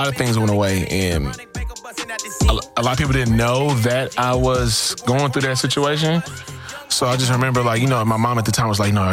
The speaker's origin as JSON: {"language": "English", "town": "Missouri City", "region": "Texas", "country": "United States", "tie": "born or raised there", "said": "growing up there was cool. There's a sense of pride that everybody from Mo City has."}